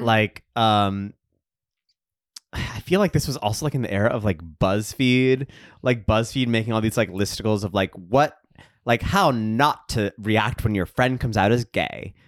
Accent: Texas, United States; I grew up in Texas, too

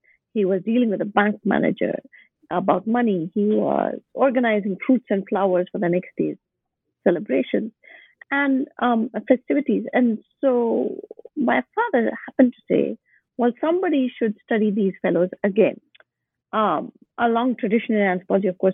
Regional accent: Bangalore, Karnataka, India; moved away as an adult; also born or lived in Boston; My hometown is Bangalore.

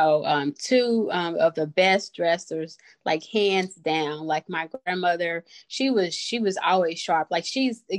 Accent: Kansas City, Missouri, United States; also born or lived in Johnson County, Kansas; I am a Kansas City native, born and raised.

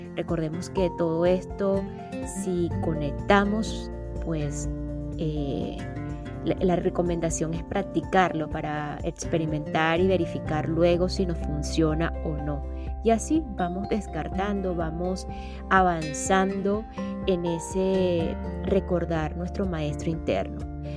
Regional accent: Portuguesa, Venezuela; en Venezuela, mi país natal, específicamente en el estado portuguesa, mi estado natal también

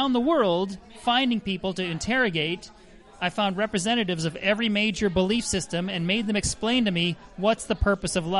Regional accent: Minnesota, United States; Grew up in Minnesota, as you might have guessed by now, on the north arm of Lake Minnetonka

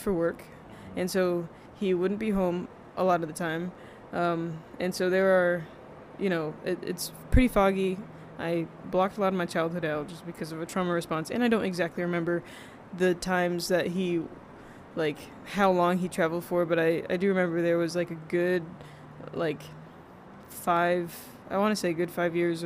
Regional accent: Garner, North Carolina, United States; also born or lived in Rhode Island; now in Texas, United States; in elementary school in North Carolina, because I grew up in North Carolina

